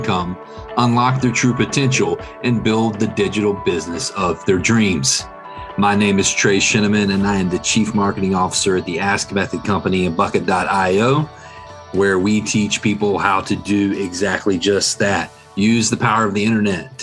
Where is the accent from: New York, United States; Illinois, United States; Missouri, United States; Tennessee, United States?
Tennessee, United States; Central; accent: Tennessee; I'm here in Central Tennessee, if you can't tell by my accent